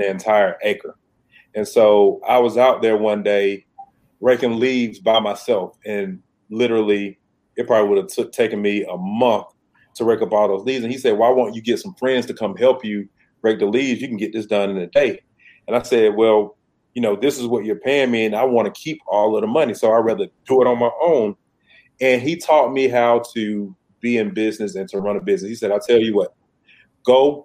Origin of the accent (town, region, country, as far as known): Decatur, Georgia, United States; born or raised there